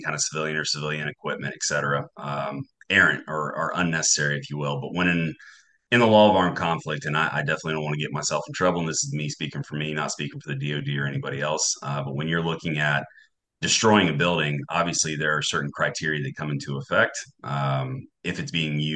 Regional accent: North Carolina, United States; moved away as an adult; I grew up in Newark, North Carolina

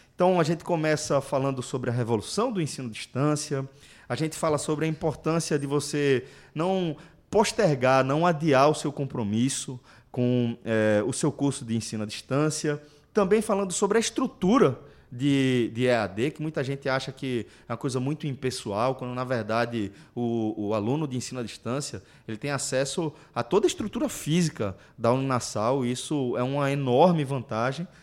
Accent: Pernambuco, Brazil; quando eles identificaram o sotaque, perguntaram se a gente era de Pernambuco, a gente confirmou tal.

